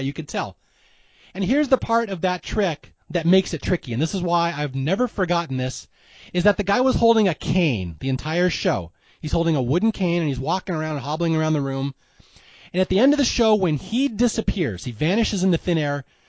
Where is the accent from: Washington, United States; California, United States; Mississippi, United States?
Washington, United States; Seattle; I'm from Seattle.